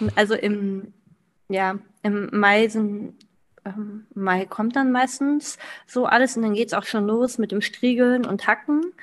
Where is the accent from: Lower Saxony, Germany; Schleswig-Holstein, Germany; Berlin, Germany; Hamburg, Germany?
Lower Saxony, Germany; Klein Schneen; 28 Jahre alt und komme aus Kleinschneen. Das ist ein kleines Dorf mitten in, Nieder in Deutschland sozusagen, also in Südniedersachsen.